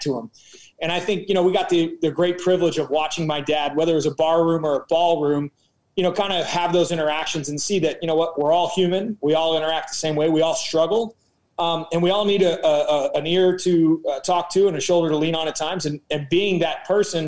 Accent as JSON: {"language": "English", "region": "Missouri", "country": "United States", "tie": "born or raised there", "said": "we're from Missouri, right? So we're kind of that blue collar Midwest root feel."}